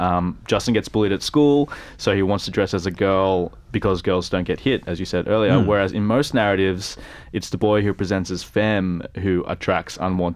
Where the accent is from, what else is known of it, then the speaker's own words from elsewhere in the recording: Australia; For me, growing up as Filipino-Australian